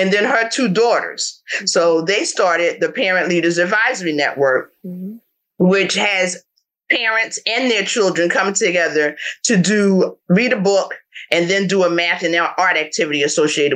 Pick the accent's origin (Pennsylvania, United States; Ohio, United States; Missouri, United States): Pennsylvania, United States; Philadelphia; born and raised in North Philly, returned after college the first time